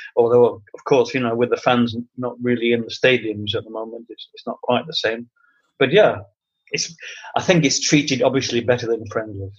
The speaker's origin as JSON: {"language": "English", "town": "Manchester", "region": "North West England", "country": "United Kingdom", "said": "I'm from Manchester, um, from the old Trafford end"}